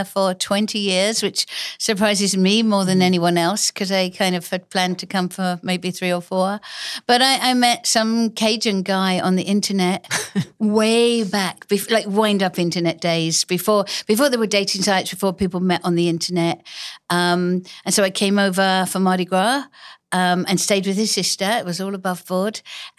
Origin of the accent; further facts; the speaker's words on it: England, United Kingdom; accent: English; now in United States; I traveled the country giving speeches and using my newfound English accent that I didn't really have in England because...